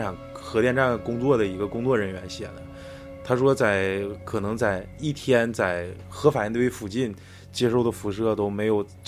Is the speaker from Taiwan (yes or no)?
no; Northeast China, China; 对我们东北人来说